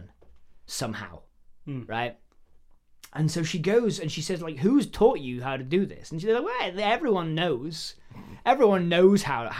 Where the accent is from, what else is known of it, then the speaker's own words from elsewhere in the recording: Alaska, United States; accent: rural Alaskan; we do things a specific way here in rural Alaska, where I was born and bred. This is my rural Alaskan accent.